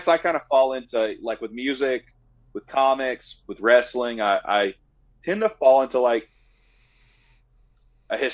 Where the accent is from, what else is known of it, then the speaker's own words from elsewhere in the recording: Georgia, United States; I have a little bit of hometown spirit, I guess, for, you know, Georgia